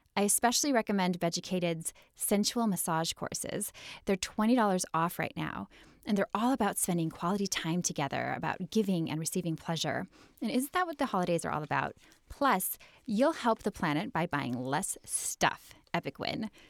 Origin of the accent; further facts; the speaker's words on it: Midwest, United States; I'm from the Midwest